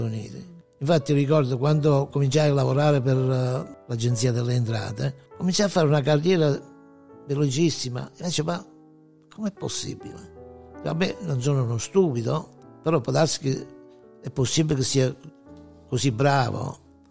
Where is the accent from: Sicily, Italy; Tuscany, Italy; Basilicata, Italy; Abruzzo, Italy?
Abruzzo, Italy; Pacentro; moved away as an adult; now in Detroit, United States; nato, eh, in un piccolo paese sulle montagne d'Abruzzo, in Bol-, la provincia dell'Aquila, si chiama Pacentro